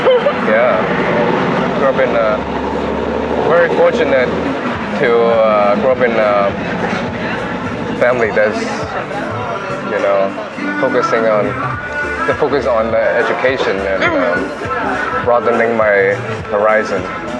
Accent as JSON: {"language": "English", "town": "Vancouver", "region": "British Columbia", "country": "Canada", "tie": "born or raised there", "also_born_or_lived": "Seattle, United States", "said": "I was born in Seattle, but I went to Vancouver to live with my grandparents"}